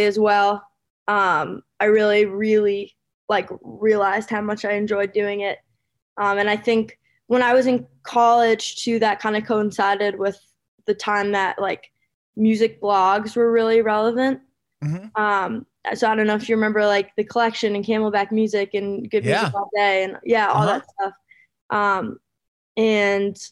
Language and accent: English; Westport, Connecticut, United States; born or raised there; also born or lived in Suffern, New York